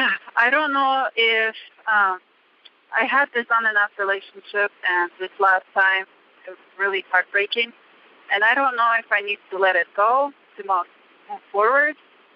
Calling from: Reno, Nevada, United States; I am calling from Reno, Nevada.

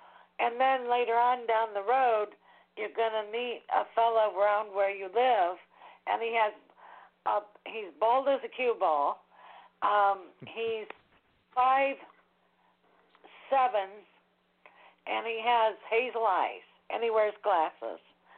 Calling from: New Jersey, United States; from New Jersey.

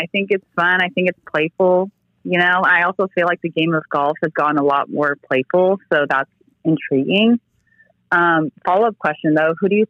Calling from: Denver, Colorado, United States; I'm calling from Denver.

